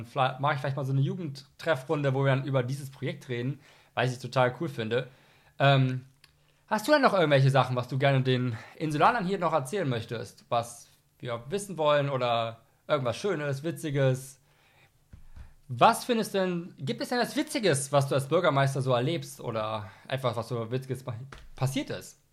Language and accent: German; Rhineland, Germany; ich komme aus dem Rheinland